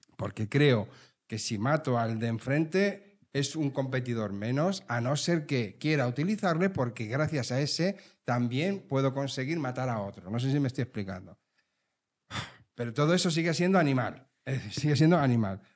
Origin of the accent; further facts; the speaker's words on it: Leganés, Community of Madrid, Spain; Yo soy de Leganés. Pepinero auténtico